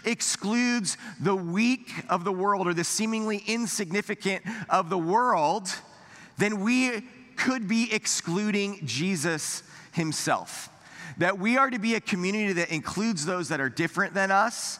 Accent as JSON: {"language": "English", "country": "United States"}